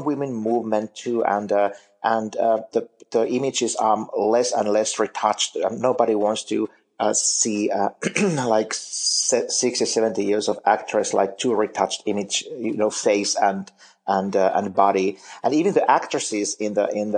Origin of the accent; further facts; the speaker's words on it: Finland; moved away as an adult; now in United States; I'm originally from Finland, and I still work for some of those magazines there